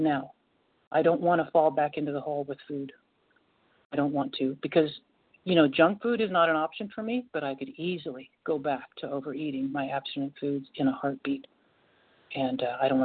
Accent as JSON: {"language": "English", "town": "Portland", "country": "United States", "tie": "born or raised there", "also_born_or_lived": "State of Washington", "moved": "yes", "lives_now": "North Carolina, United States", "said": "I was born in Portland and I now live in North Carolina"}